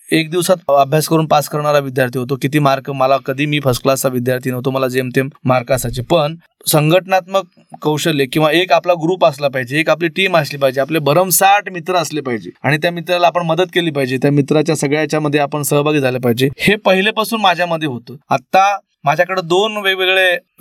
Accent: Sandas, Maharashtra, India; also born or lived in Nanded; मी ज्या मामाच्या गावून लहानाचा मोठा झालो

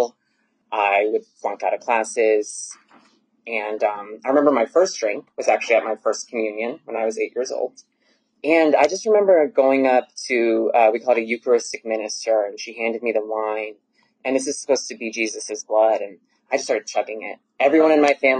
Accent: Lexington, Massachusetts, United States; now in Atlanta, United States; I was born in Lexington, Massachusetts, which is right outside of Boston

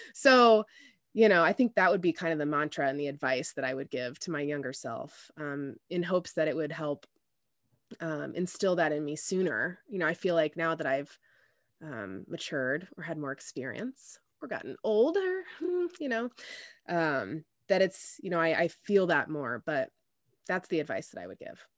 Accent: Indianapolis, Indiana, United States; also born or lived in Denver, Colorado; Indianapolis, um, which is where I am, I'm from. Um, but I was born out there and they moved back here when I was, um, when I was about four.

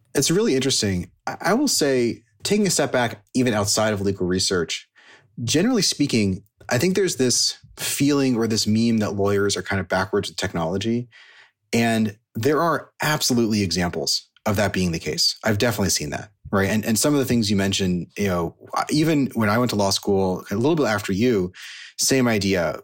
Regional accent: Silicon Valley, California, United States; I grew up in Silicon Valley

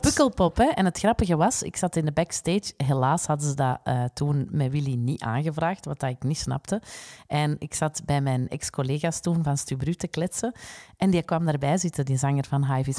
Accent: Flanders, Belgium; wij als Vlamingen

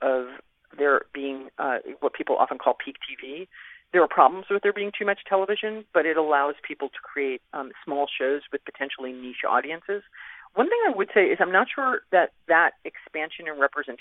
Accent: Scarsdale, New York, United States; I'm from Scarsdale.

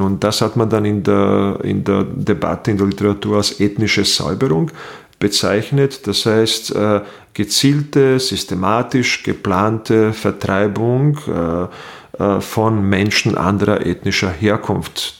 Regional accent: Bosnia & Herzegovina; also born or lived in Burgenland, Austria; now in Austria; ich stamme aus Bosnien-Herzegowina äh, aus dem ehemaligen Jugoslawien, präziser gesagt, weil zu dem Zeitpunkt, dass ich auf die Welt kam und in meiner Jugend gab es noch diesen Staat

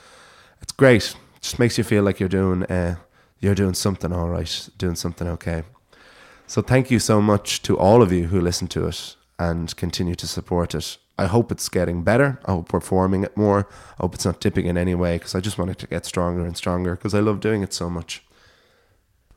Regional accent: Ireland

